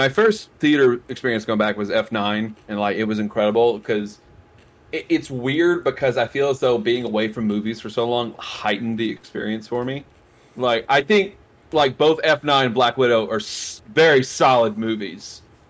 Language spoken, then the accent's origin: English; Louisiana, United States; Everyone knows I'm from Louisiana.